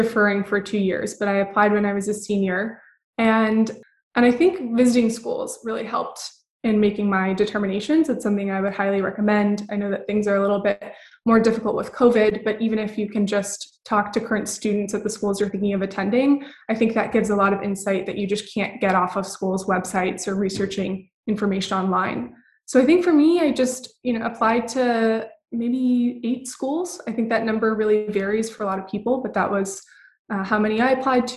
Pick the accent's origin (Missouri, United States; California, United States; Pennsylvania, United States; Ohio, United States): Missouri, United States; also born or lived in Texas; now in Massachusetts, United States; Originally, I'm from Missouri